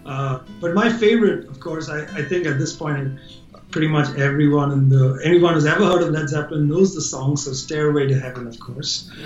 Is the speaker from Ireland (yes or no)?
no; India; I'm Indian